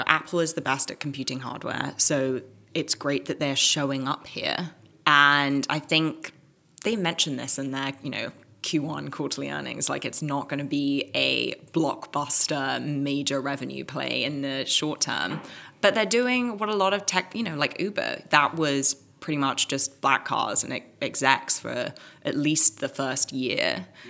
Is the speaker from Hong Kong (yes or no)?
yes; Hong Kong; also born or lived in Caribbean / England; now in United States; Like I was born in Hong Kong. I like lived there, lived in the Caribbean for a bit, lived in England. Now I'm in America.